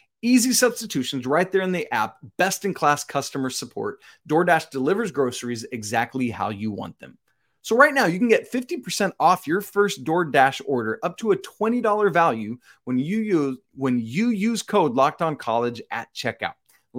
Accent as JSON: {"language": "English", "town": "Macon", "region": "Georgia", "country": "United States", "tie": "born or raised there", "said": "about an hour south of where I grew up down in Macon, Georgia"}